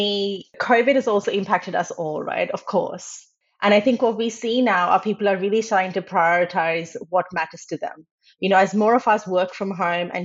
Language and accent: English; Australia; moved away as an adult; now in Netherlands; So I grew up in Australia